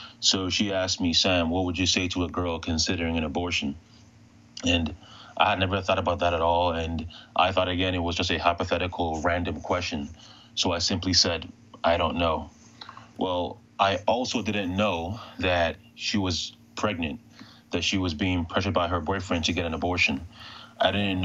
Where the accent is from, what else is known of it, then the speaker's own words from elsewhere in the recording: Ghana; moved away; I was born in West Africa, particularly Ghana